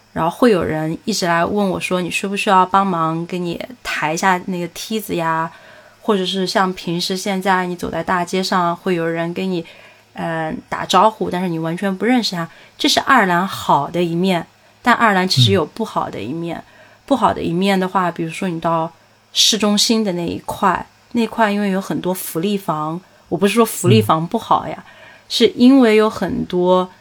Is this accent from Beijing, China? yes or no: no; Sichuan, China; accent: Sichuanese; now in Dublin, Ireland; 我就很想说四川话